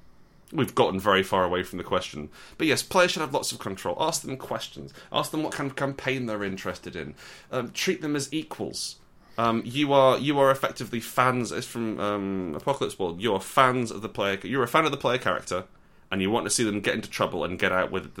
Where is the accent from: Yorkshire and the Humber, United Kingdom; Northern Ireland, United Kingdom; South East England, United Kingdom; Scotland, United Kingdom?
Scotland, United Kingdom; I'm wearing a kilt because I'm from Scotland.